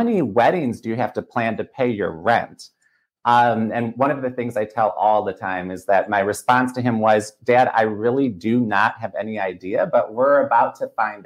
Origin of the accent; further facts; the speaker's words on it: Milwaukee, Wisconsin, United States; when I grew up in Milwaukee, which is where I currently live